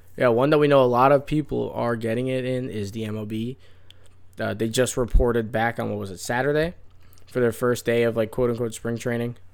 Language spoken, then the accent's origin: English; Florida, United States; from Florida, we got some nonsense words that we use